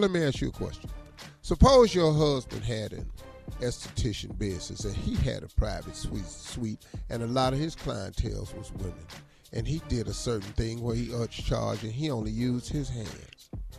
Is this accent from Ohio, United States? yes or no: yes; Ohio, United States; See, I'm from Ohio, so I grew up. And all that. Well, I'm from Ohio, and they have Amish community.